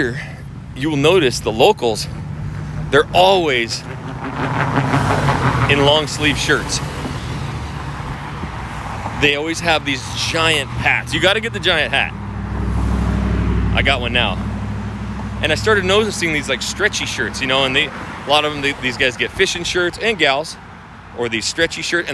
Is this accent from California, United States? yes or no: no; Idaho, United States; now in Houston, United States; I'm from Idaho